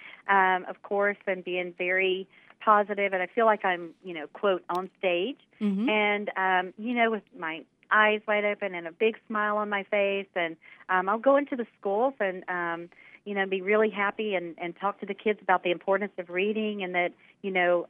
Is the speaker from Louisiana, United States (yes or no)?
yes; southwest Louisiana, United States; grew up here in Louisiana, and in southwest Louisiana along the Gulf Coast